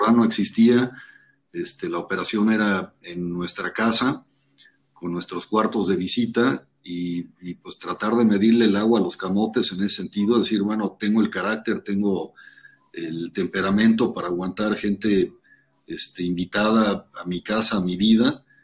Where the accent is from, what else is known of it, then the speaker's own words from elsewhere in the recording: Tapachula, Chiapas, Mexico; also born or lived in Mexico City; yo nací en la Ciudad de México. Mi mamá, este, en esa época, pues vivía en la finca, aquí en Tapachula, en Argovia. Y por tema de hospitales, probablemente decidió que mejor en la Ciudad de México. Nací allá, pero toda mi infancia la pasé en la finca